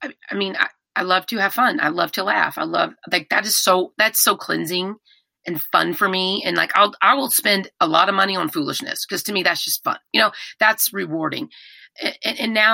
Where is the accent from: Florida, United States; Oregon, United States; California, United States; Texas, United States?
Texas, United States; I'm from Texas. We do that stuff here